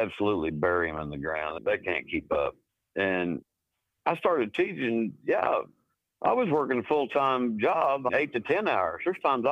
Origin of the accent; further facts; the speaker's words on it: Pawhuska, Oklahoma, United States; also born or lived in Ponca City, Oklahoma; I grew up around Pawhuska, Oklahoma, and Ponca City, Oklahoma, northern Oklahoma in Osage County.